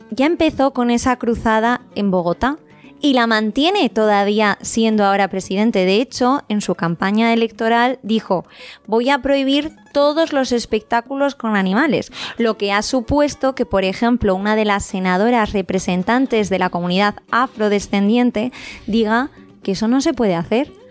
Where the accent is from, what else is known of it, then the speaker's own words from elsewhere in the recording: Spain; Los que somos españoles